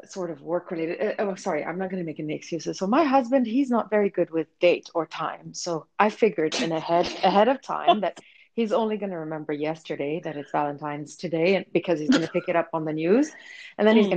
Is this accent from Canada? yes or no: no; Sweden; moved away; I grew up in Sweden